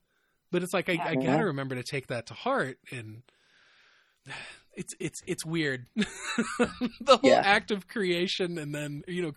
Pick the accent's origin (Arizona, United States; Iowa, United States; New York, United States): Iowa, United States; we're from Iowa and we both say ope when we bump into people